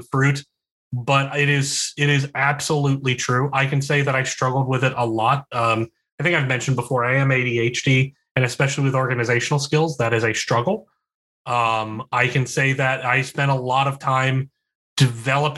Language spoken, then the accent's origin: English; West Virginia, United States; also born or lived in Philadelphia; now in Charlottesville, United States; I'm from West Virginia and I was living in Philadelphia. So let that sink in terms of how densely populated my hometown is